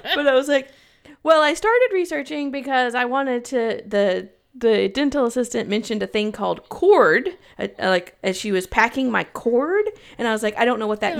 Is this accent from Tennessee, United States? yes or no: yes; Knoxville, Tennessee, United States; now in Chicago, United States; I was from Knoxville and moved to Chicago